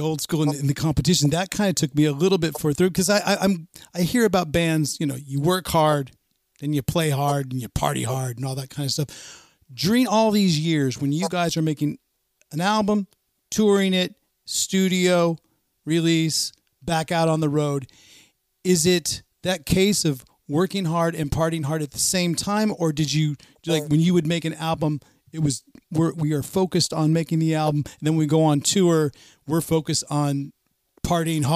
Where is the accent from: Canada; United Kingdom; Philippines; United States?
United States; the Bay Area, Northern California; I grew up in Northern California